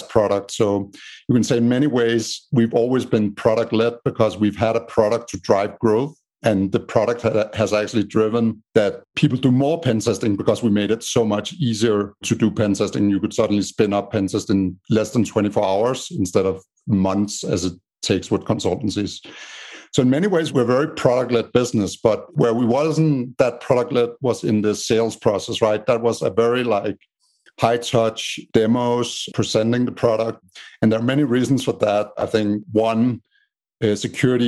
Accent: Denmark; moved away as an adult; now in United States; as you can hear by my strange accent, I'm from Denmark in Europe. But I lived in the States for the last 8 years

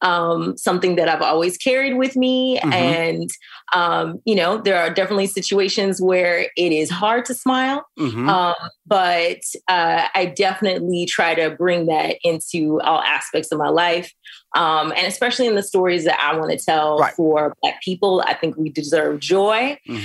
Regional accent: the South, United States; going there as an 18-year-old after growing up in the South and the Midwest was definitely a culture shock.

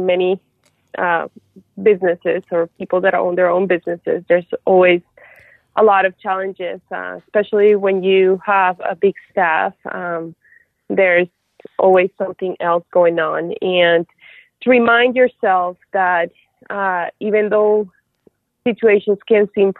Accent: Colombia; moved away; also born or lived in Houston; I'm from Colombia originally

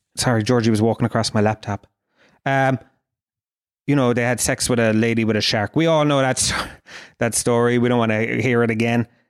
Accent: Kerry, Munster, Ireland; I'm from Kerry

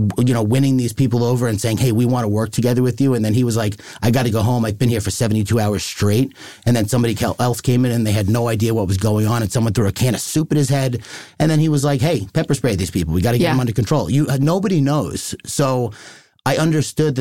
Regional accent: Long Island, New York, United States; I'm from Long Island. I'm Irish

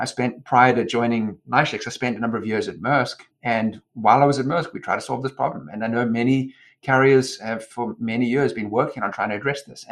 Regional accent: Durban, KwaZulu-Natal, South Africa; moved away; I was born and raised in South Africa and grew up in Durban

